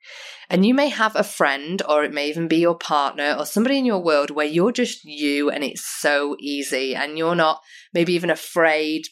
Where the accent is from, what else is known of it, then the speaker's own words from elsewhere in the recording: United Kingdom; now in Australia; we used to in the UK